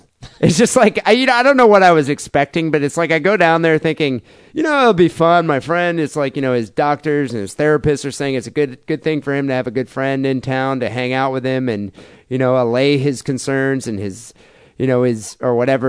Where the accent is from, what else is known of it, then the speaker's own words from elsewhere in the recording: Michigan, United States; moved away as an adult; now in Bay Area, United States; It's like, yeah, I am from Michigan. I lived there 10 fucking years ago.